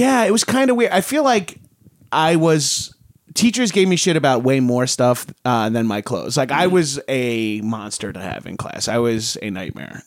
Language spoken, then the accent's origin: English; Long Island, New York, United States; moved away; I wasn't allowed to join a gym in my high school. I'm from Long Island